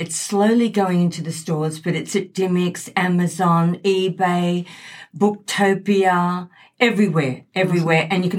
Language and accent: English; Sydney, New South Wales, Australia; moved away as an adult; also born or lived in United States; now in Gold Coast, Australia; Well, yeah, I grew up in Sydney